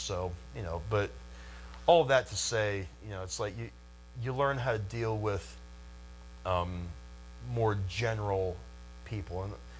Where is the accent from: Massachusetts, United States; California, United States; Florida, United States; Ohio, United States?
Ohio, United States; Lancaster; born or raised there